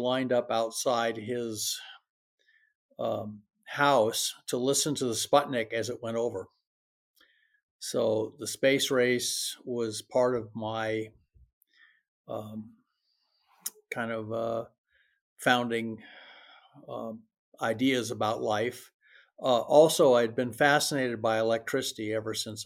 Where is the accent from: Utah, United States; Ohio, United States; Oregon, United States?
Oregon, United States; Medford; also born or lived in Rochester, Minnesota; I grew up in Medford, Oregon